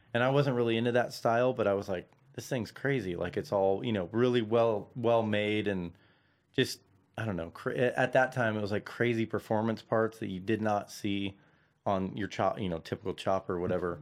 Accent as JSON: {"language": "English", "town": "Santa Clarita", "region": "California", "country": "United States", "also_born_or_lived": "Van Nuys", "said": "I'm originally from, like, Santa Clarita"}